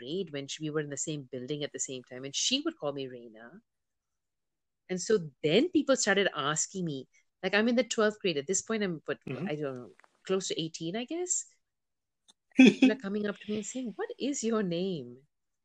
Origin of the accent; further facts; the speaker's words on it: India; moved away; also born or lived in United States; I was born in the United States and I moved back to India when I was four